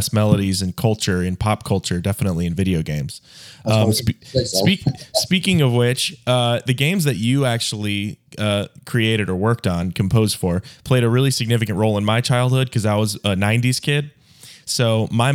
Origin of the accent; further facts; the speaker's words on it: the South, United States; I was raised in the South, of America